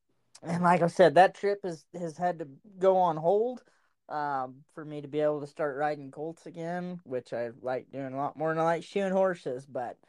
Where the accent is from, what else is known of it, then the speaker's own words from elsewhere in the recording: United States; also born or lived in Oklahoma / Texas; growing up around Oklahoma and Texas